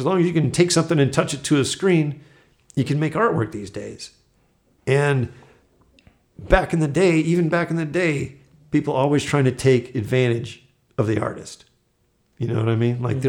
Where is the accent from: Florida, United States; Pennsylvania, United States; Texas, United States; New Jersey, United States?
Florida, United States; because I grew up military near Eglin Air Force Base.